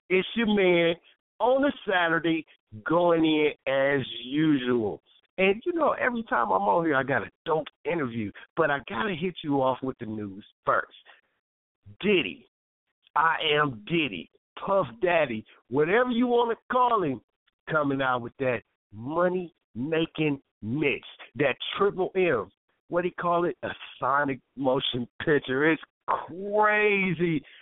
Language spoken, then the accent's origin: English; Toledo, Ohio, United States; we're originally from Toledo, Ohio. T town.